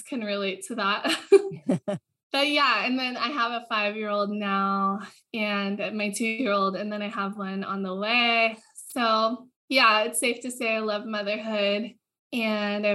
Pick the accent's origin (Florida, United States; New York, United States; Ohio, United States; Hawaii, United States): Hawaii, United States; I was born and raised in Hawaii into a surfing family